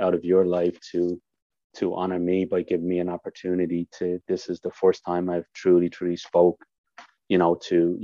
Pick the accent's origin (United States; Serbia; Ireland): Ireland; now in Canada; people call me the Irishman. I became known as the Irishman